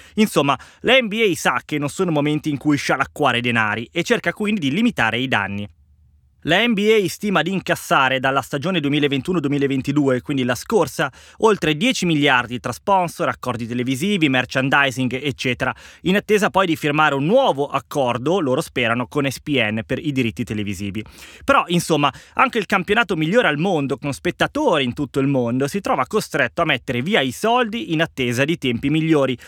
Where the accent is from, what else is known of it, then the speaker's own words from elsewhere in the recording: Italy; per il mio paese